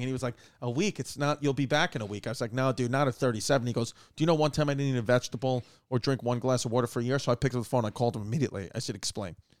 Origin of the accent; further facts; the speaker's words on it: New York, United States; I'm a New Yorker